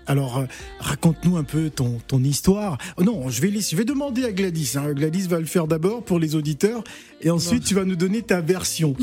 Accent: Gabon; je suis Gabonais

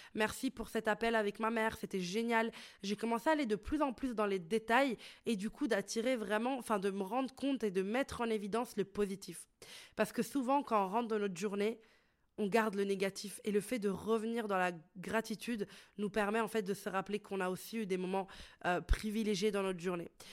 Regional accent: Italy; moved away as an adult; now in Brussels, Belgium; j'ai grandi en Italie

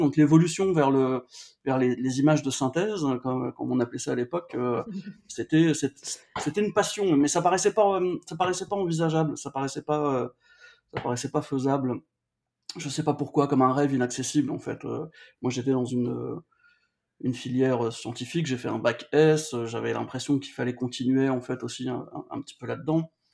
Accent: Valenciennes, Hauts-de-France, France; je suis du nord de la France, je viens de Valenciennes

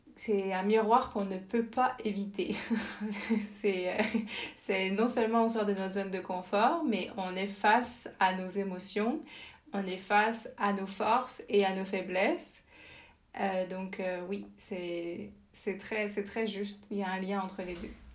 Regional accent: France; moved away as an adult; also born or lived in Winnipeg, Canada / Germany / Senegal; now in Montreal, Canada; je suis née en France et grandie en France

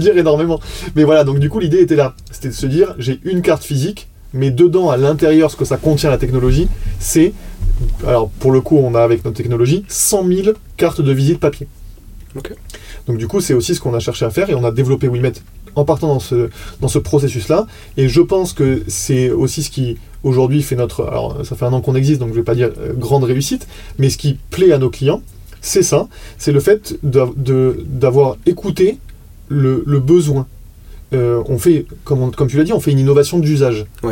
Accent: France; on est français

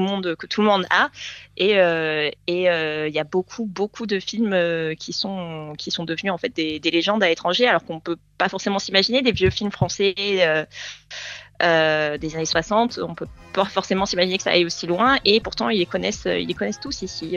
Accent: Port-Saint-Louis-du-Rhône, Provence-Alpes-Côte d'Azur, France; moved away as an adult; now in Sydney, Australia; ma ville natale

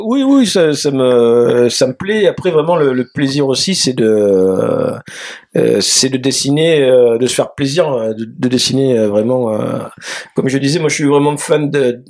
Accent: Marseille, Provence-Alpes-Côte d'Azur, France; je vis, je viens de Marseille

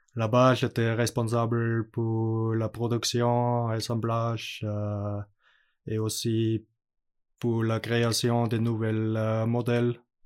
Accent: Austria; French is a second language; moved away; l'école était près chez moi à Autriche

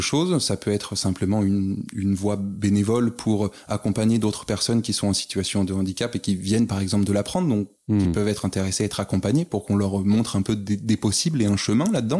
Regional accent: Paris, Île-de-France, France; moved away as an adult; now in Lille, France; originaire initialement de Paris, mais monté sur, euh, sur l'île il y a maintenant quelques années

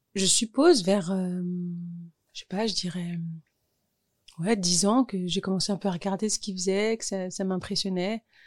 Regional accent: Orly, Île-de-France, France; also born or lived in Thiais; j'ai grandi à Orly

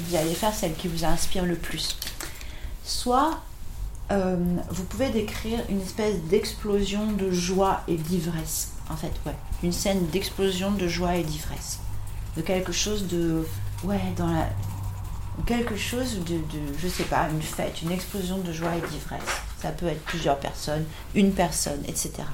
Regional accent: Marseille, Provence-Alpes-Côte d'Azur, France; now in Paris, France; je suis née à Marseille

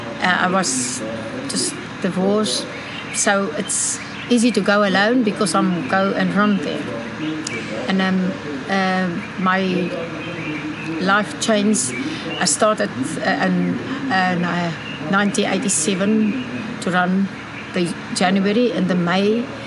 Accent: Pretoria, Gauteng, South Africa; English is a second language; also born or lived in Namibia; I'm from Pretoria in South Africa, born in Namibia.

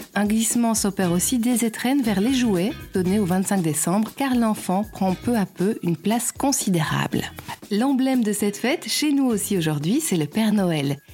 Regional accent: Belgium

